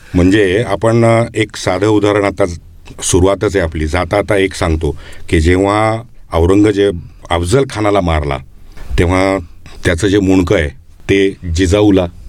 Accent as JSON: {"language": "Marathi", "town": "Pune", "region": "Maharashtra", "country": "India", "tie": "born or raised there", "said": "माझं बालपण पुण्यात गेलं"}